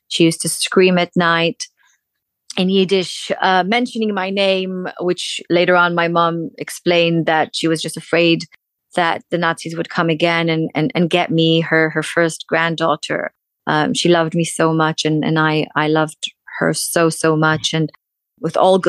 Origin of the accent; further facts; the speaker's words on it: Tel Aviv, Tel Aviv District, Israel; moved away as an adult; also born or lived in United States; now in London, United Kingdom; born in Tel Aviv, raised in Tel Aviv